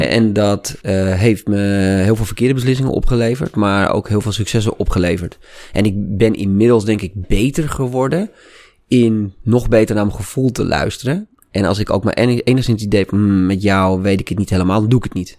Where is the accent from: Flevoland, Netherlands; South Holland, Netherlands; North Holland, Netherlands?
North Holland, Netherlands; Amsterdam; accent: Amsterdam; ik kom uit Amsterdam en ik was toen heel erg bezig met logopedie, ook om mijn Amsterdamse accent af te leren